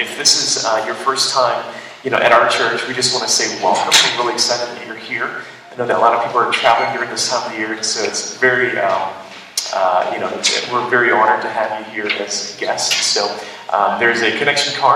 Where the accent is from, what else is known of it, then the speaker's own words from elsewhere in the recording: United States; I'm an American